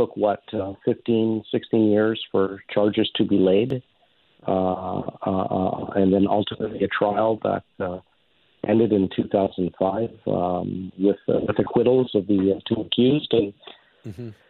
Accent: Canada; I came to Canada 6 months old. Canada's my home. It's my country. It's all I've ever known

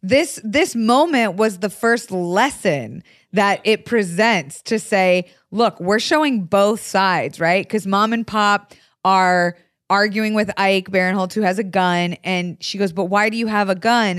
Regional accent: the South, United States; I'm from the South

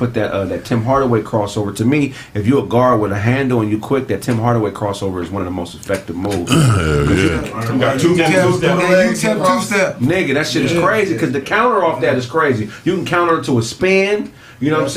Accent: Pasadena, California, United States; also born or lived in West Covina, California; I'm coming from Pasadena, moving to West Covina to go to high school. I grew up around some real dogs

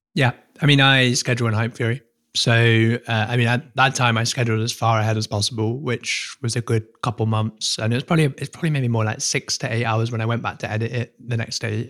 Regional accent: United Kingdom; I'm British

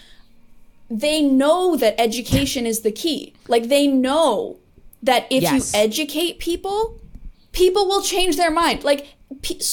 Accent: Canada; I'm from Canada

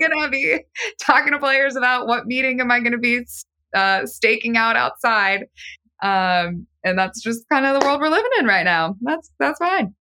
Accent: San Francisco, California, United States; I'm from San Francisco

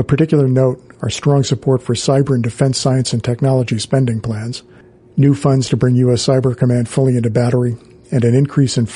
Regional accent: New Jersey, United States; accent: New Jersey; my accent were more Jersey than New Jersey

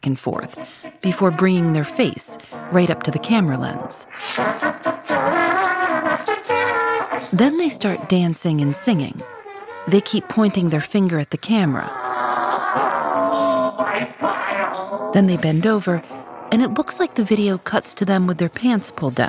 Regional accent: Chicago, Illinois, United States; I'm from Chicago

